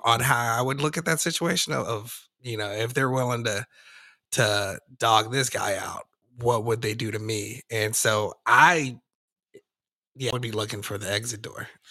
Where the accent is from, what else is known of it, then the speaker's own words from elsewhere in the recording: Denver, Colorado, United States; I'm from Denver